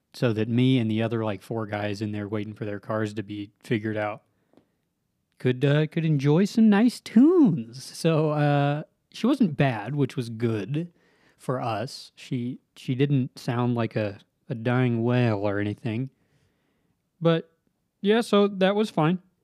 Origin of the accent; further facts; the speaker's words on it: Southern Nevada, United States; moved away as an adult; now in Utah, United States; I grew up in Southern Nevada